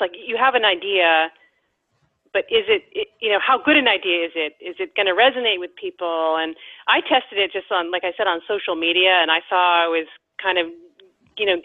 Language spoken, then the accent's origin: English; Cape Cod, Massachusetts, United States; born or raised there